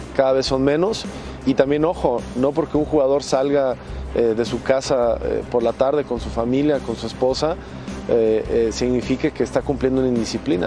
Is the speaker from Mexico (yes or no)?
yes; Mexico; como mexicanos